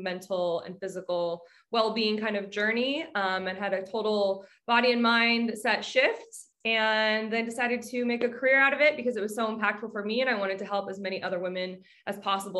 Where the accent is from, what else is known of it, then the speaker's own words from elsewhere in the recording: Southern California, United States; also born or lived in Los Angeles; I'm an LA-based trainer and group fitness instructor. I'm born and raised in Southern California, and I've been in LA for about 10 years now.